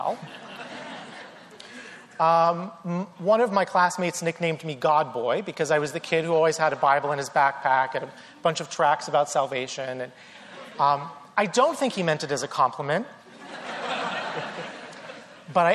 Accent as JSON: {"language": "English", "region": "North Carolina", "country": "United States", "tie": "born or raised there", "said": "I grew up in the South, in North Carolina"}